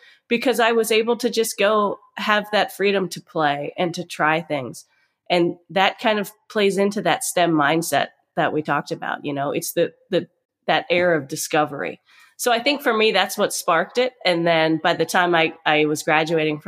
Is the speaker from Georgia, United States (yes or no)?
no; Pennsylvania, United States; I'm a small town girl. I come from Amish country, Pennsylvania